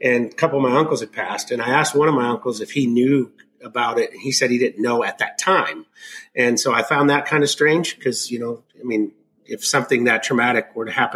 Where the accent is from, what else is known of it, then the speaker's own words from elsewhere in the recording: Arkansas, United States; I was born in Arkansas